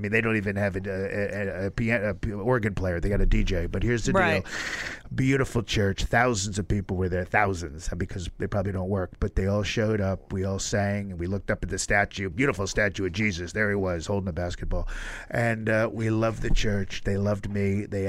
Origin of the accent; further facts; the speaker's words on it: New York City, New York, United States; you're a New Yorker. I'm a New Yorker. I helped build this city, folks.